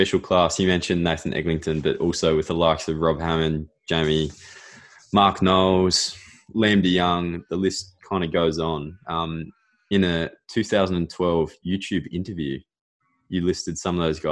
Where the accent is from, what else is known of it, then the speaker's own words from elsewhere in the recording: New South Wales, Australia; as a New South Welshman myself